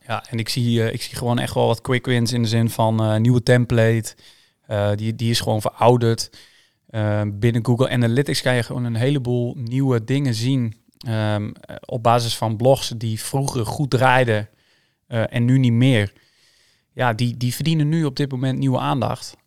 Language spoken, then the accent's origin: Dutch; Schraard, Friesland, Netherlands; also born or lived in Sneek; Ik ben hier geboren in Sneek, maar ik ben getogen in, in, ehm, in Schraert